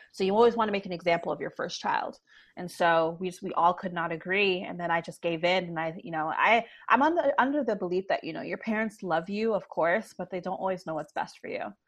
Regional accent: Toronto, Ontario, Canada; Born and raised

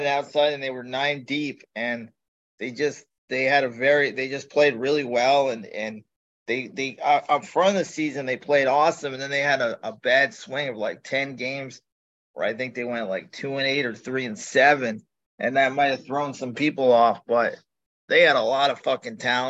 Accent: East Coast, United States; growing up on the East Coast

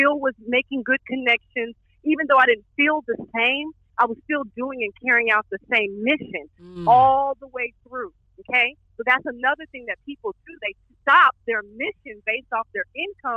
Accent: Texas, United States; moved away; also born or lived in Atlanta; I'm not from Atlanta. I'm from Texas

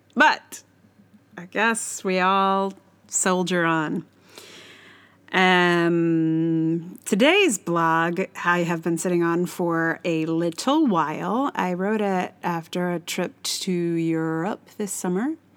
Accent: United States; I am American

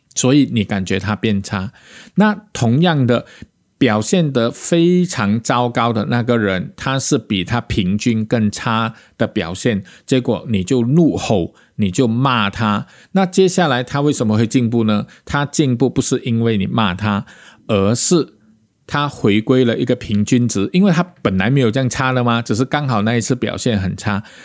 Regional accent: Malaysia; 我们马来西亚人

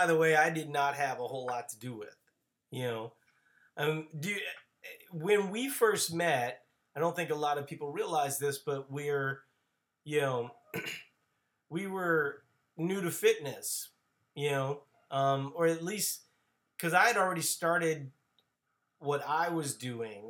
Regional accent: the South, United States; I'm from the South

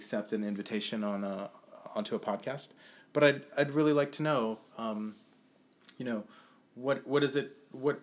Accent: Germany; moved away as an adult; also born or lived in New York / New Orleans / Austin; I grew up in Germany. And then after high school, I moved around a couple different places, a little bit of New York, a little bit of New Orleans, and a little bit more of Austin.

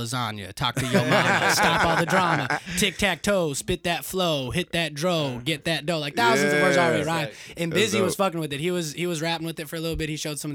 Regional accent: Arizona, United States; now in Nashville, United States; I'm maybe from Arizona

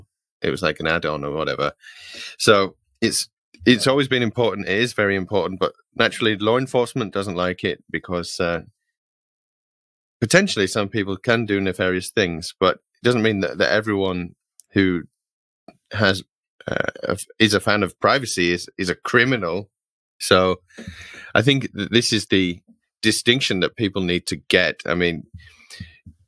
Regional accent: United Kingdom; as a British person

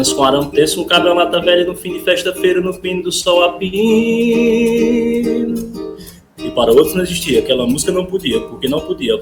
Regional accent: Iracema, Ceará, Brazil; eu sou aqui do Ceará, no interior do Ceará, não sei nem onde é que vocês são. É, eu moro numa cidade chamada Iracema

